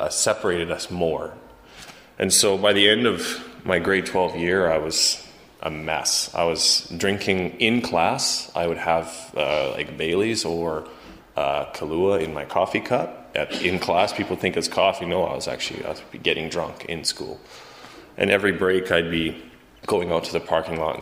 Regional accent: Calgary, Alberta, Canada; also born or lived in Chilliwack, British Columbia; I'm born in Chilliwack, BC, but I come from Calgary, Alberta.

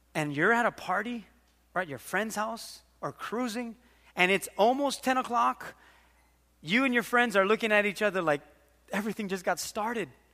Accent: Waimanalo, Hawaii, United States; We had this pet duck growing up in Waimanalo

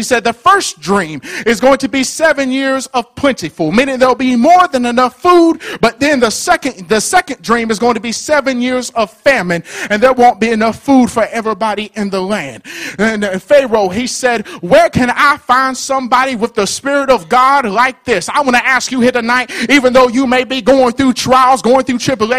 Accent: Alabama, United States; I'm from Alabama. I'm in Kentucky.

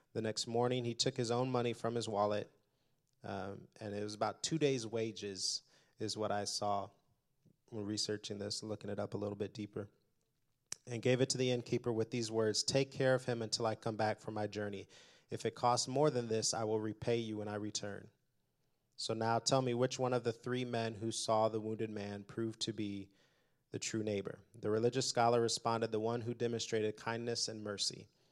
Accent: Indianapolis, Indiana, United States; also born or lived in Detroit; I was born in Detroit, grew up in Indianapolis

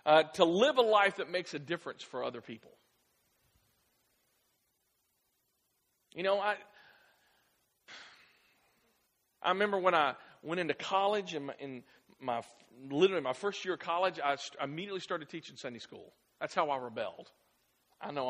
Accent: Clarksville, United States; I grew up here in Clarksville

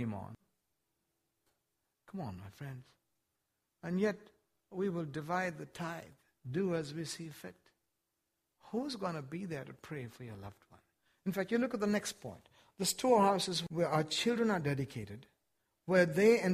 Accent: India; now in United States; I wasn't born in the United States. I was born in India, one of the poorest countries in the world.

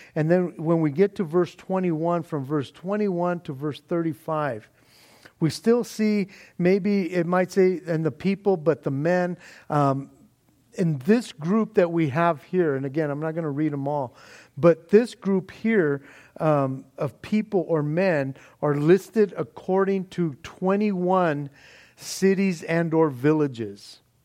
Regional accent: Norwalk, United States; lived in my hometown of Norwalk

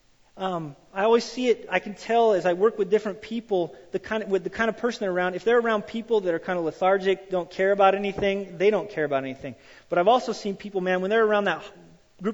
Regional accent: Wyoming, United States; I grew up in Wyoming and I grew up on a farm

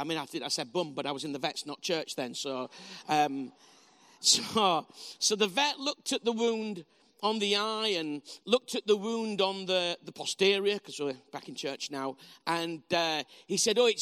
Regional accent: Bradford, Yorkshire and the Humber, United Kingdom; also born or lived in Huddersfield; I'm from Bradford originally, spelled B-R-A-T-F-O-R-D. And in Bradford, which is how we pronounce it

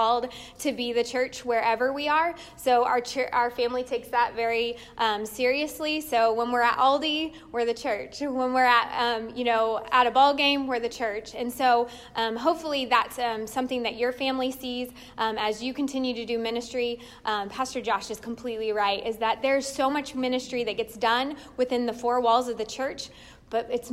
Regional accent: Indiana, United States; moved away as an adult; now in Ontario, Ohio, United States; we were born and raised in Indiana

